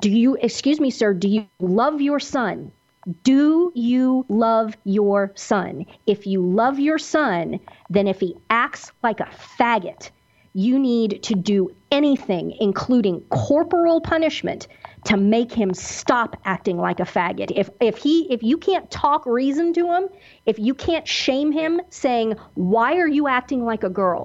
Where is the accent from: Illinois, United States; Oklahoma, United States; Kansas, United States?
Kansas, United States; where I grew up in Kansas